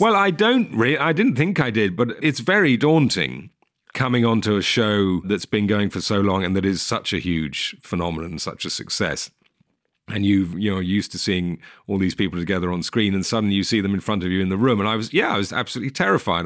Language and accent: English; England, United Kingdom; as an English person